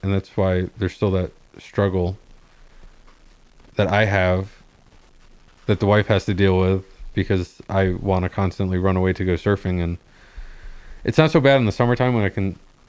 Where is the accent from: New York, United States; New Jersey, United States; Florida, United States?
Florida, United States; moved away; I grew up surfing in Florida